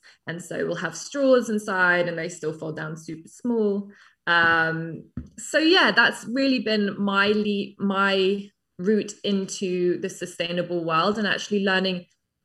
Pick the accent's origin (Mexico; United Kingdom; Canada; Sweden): United Kingdom; England; moved away as an adult; also born or lived in New York; now in London, United Kingdom; I'm English, but I came to New York when I was 19, 20 as a model